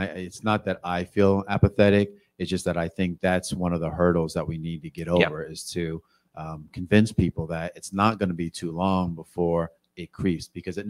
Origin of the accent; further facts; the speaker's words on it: Los Angeles, California, United States; also born or lived in Northeast Pennsylvania; now in Pennsylvania, United States; So I grew up in Los Angeles where if you hear gunshots, something's wrong.